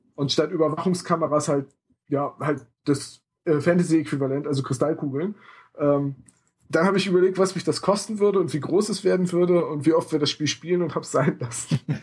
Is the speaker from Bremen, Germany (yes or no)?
yes; Bremen, Germany; in meiner Heimatstadt